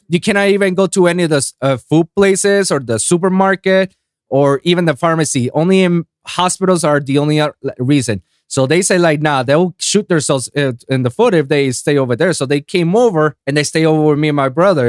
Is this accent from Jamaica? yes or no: no; Puerto Rico; I grew up in Puerto Rico